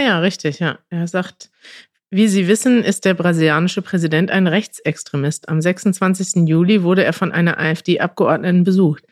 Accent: Münster, North Rhine-Westphalia, Germany; als Münsteraner

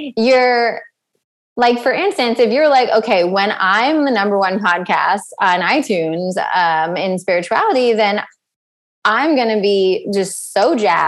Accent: East Coast, United States; I come from the East Coast

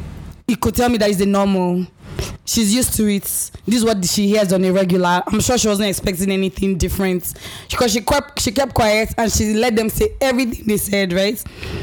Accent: Nigeria; moved away; Growing up in Nigeria, I had a mindset because of the kind of minds that were around me.

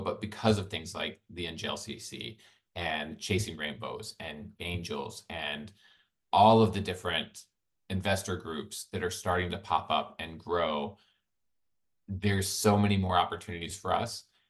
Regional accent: Birmingham, Alabama, United States; I grew up in Birmingham, Alabama

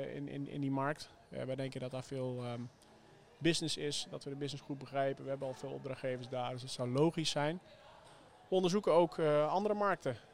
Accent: Zeelandic Flanders, Netherlands; zowel Heesam als ik zijn eh, op, opgegroeid in Zeeuws-Vlaanderen

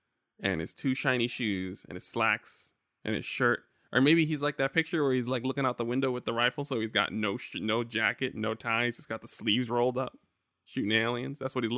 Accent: New York, United States; I would be Medgar. I'm from New York.

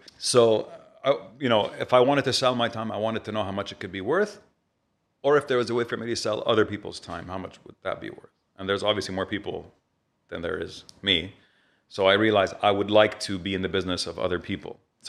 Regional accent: Riyadh, Riyadh Province, Saudi Arabia; moved away as an adult; also born or lived in Beirut; now in Dubai, United Arab Emirates; I grew up in Riyadh.

